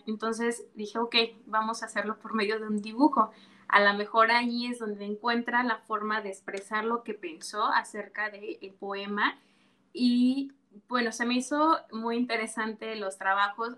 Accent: Yanga, Veracruz, Mexico; soy originaria de Yanga, orgullosamente de Yanga

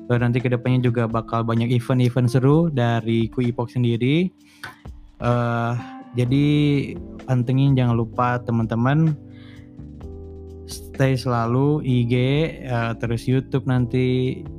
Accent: West Java, Indonesia; itu karena kita sebagai orang Sunda ya sebagai pendengar di sini teman-teman pendengar di sini kita nih orang Sunda semua kebetulan

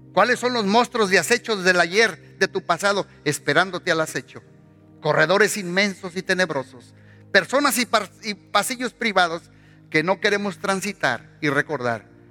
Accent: Mexico; moved away; Salimos de México, pero México no salió de nosotros.

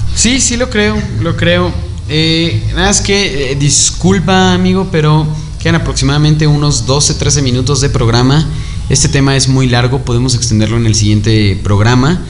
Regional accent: Mexico; como mexicanos es que creemos

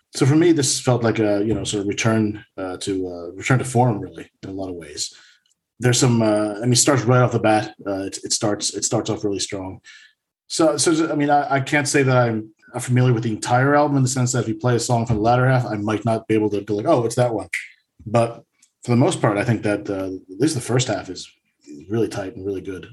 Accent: United States; now in Sweden; an American living up here in Sweden

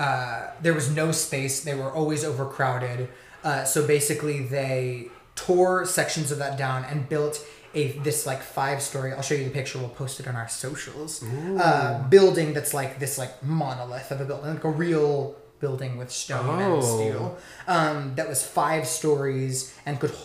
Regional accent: Texas, United States; I'm from Texas

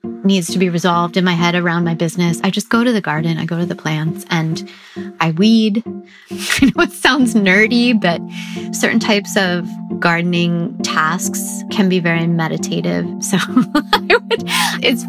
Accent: Green Bay, Wisconsin, United States; now in San Francisco, United States; I grew up in Green Bay, Wisconsin

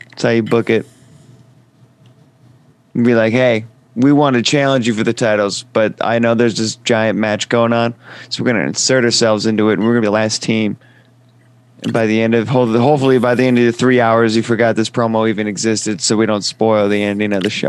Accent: Canada; What, but I'm Canadian.

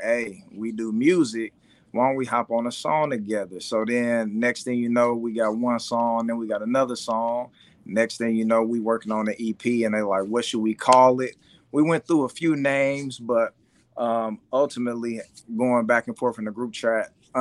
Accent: Kansas City, Missouri, United States; Originally from Kansas City, Missouri, the side, you know, where the Chiefs reside

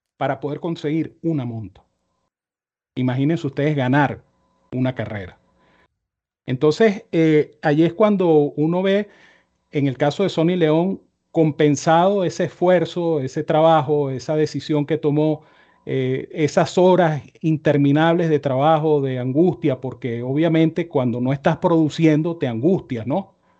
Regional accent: Venezuela; como venezolano

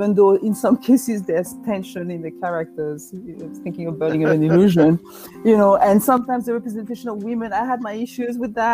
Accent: France; now in United States; I was born in France

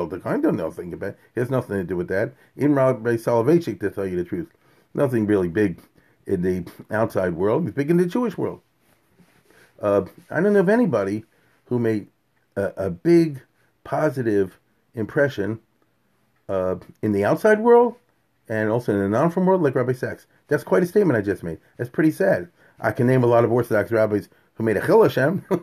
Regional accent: United Kingdom; and I'm British, you know.

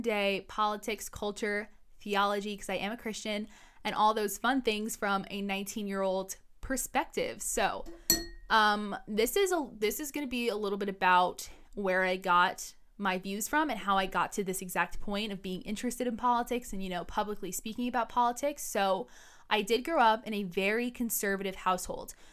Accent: New York City, New York, United States; I was born and raised in New York City

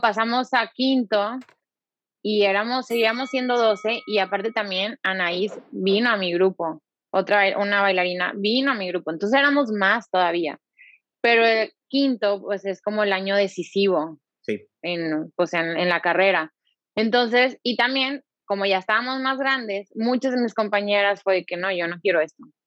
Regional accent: Monterrey, Nuevo León, Mexico; soy de aquí, soy de Monterrey, aquí está mi familia

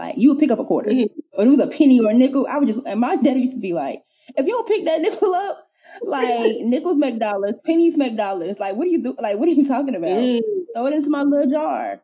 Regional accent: South Carolina, United States; I'm from South Carolina

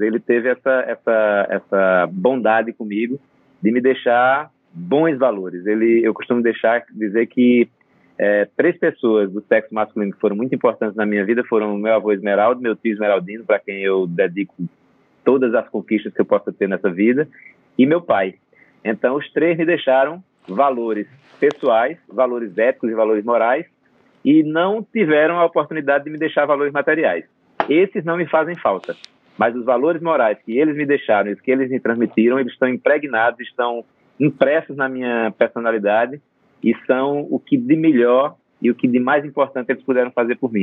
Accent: Batalha, Alagoas, Brazil; é uma cidade chamada Batalha, no sertão de Alagoas. E essa cidade, onde eu é, na, é, nasci, me criei e, e, e, passei toda a minha infância

